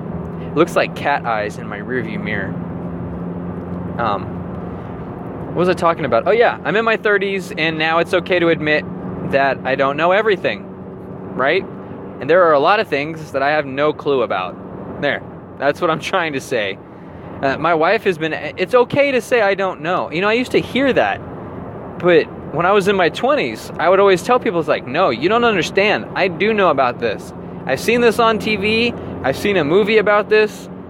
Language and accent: English; Texas, United States; also born or lived in Las Vegas, Nevada; I'm originally from Texas, and my parents and I, well, my mom remarried my stepdad, and we moved to a couple of different places, but eventually we moved and settled for a long time in Las Vegas, Nevada.